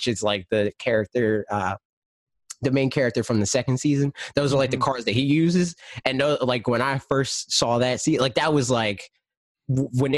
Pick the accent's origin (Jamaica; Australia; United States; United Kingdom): United States; I'm American